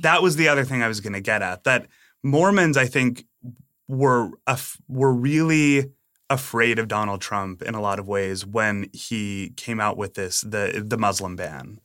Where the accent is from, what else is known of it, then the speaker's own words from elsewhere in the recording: Massachusetts, United States; also born or lived in Utah; I grew up in Massachusetts.